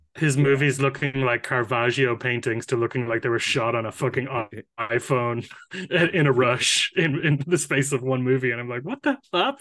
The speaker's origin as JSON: {"language": "English", "country": "Ireland", "said": "as an Irish person"}